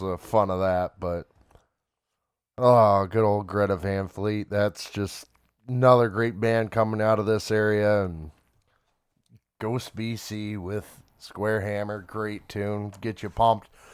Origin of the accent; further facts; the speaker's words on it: Smiths Creek, Michigan, United States; living and growing up in Swiss Creek.